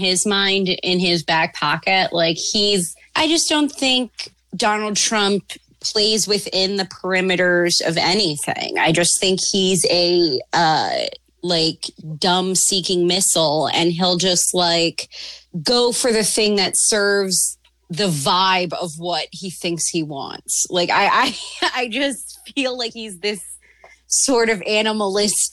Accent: Baltimore, Maryland, United States; now in Jersey City, United States; Baltimore. My hometown

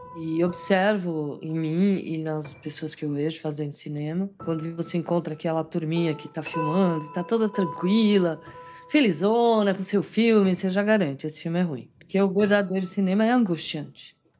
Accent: Brazil; eu sou brasileira

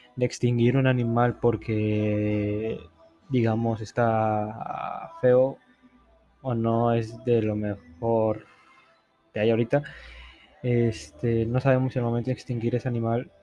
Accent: Poza Rica, Veracruz, Mexico; now in Puebla, Mexico; Soy de Poza Rica, Veracruz, y estudio en Puebla

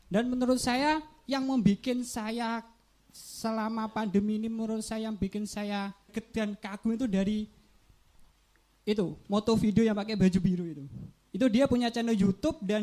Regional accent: Tulungagung, East Java, Indonesia; asal saya dari Kampung Dalam Tulungagung.

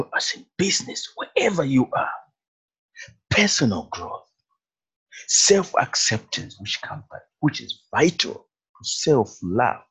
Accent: Zambia; moved away; also born or lived in Zimbabwe; I was born in Africa. Actually born in Zimbabwe. I'm in Zimbabwe. Later, we went to live in Zambia. My parents moved to Zambia. And I went to school there

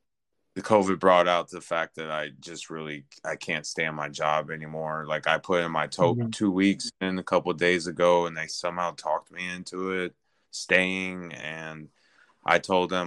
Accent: Chicago, Illinois, United States; now in Austin, United States; I live in Austin, Texas now, which is a pretty more understanding area, where I'm originally from South Chicago

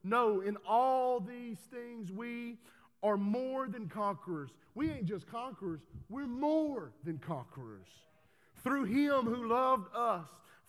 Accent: Texas, United States; I'm from Texas

